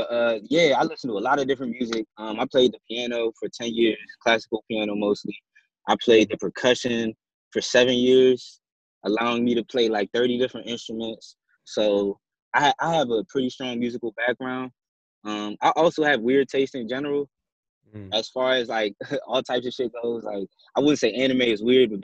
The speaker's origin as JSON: {"language": "English", "town": "Washington", "region": "District of Columbia", "country": "United States", "said": "being a Washingtonian"}